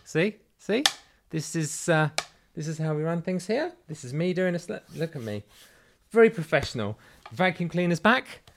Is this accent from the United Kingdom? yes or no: yes; England, United Kingdom; moved away as an adult; now in United States; I am English